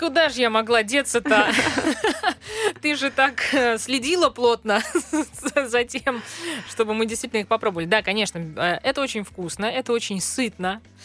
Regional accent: Central Russia, Russia; жителям центральной части страны

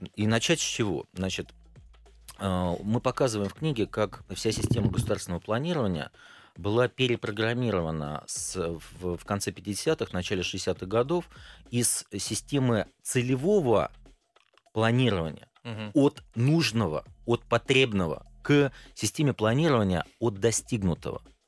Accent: Klin, Moscow Oblast, Russia; moved away as an adult; now in Moscow, Russia; Родился я в Подмосковье, город Клин, так. Московской области. Там прожил до 29 лет, потом переехал в Москву.

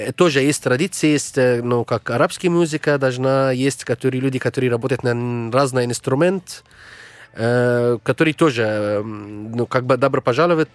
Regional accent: Egypt; Russian is a second language; moved away; в нашей стране

